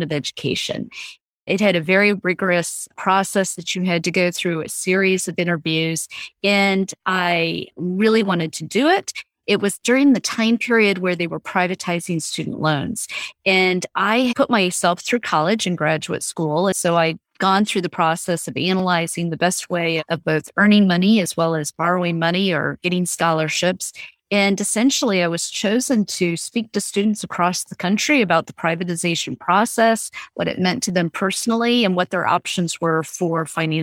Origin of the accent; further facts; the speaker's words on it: Southern Virginia, United States; I grew up in Southern Virginia